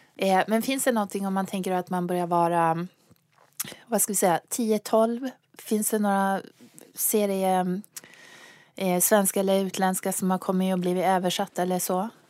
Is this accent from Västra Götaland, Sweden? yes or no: no; Luleå, Norrbotten County, Sweden; Jag kommer från Luleå